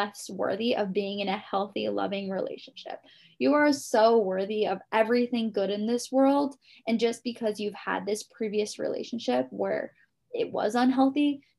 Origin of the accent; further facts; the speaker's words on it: Guam; moved away; I'm from Guam originally